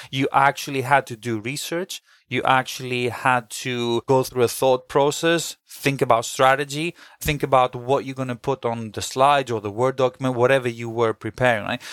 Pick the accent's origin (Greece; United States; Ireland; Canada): Greece; now in London, United Kingdom; I also did a local marketing role in Greece, where I'm originally from, 'cause I'm half British, half Greek